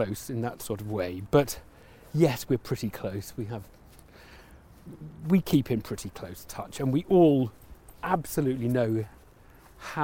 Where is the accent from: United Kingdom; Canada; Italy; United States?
United Kingdom; Ashtead, South East England; also born or lived in Dorking; now in London, United Kingdom; Sort of school in Dorking, brought up in Ashted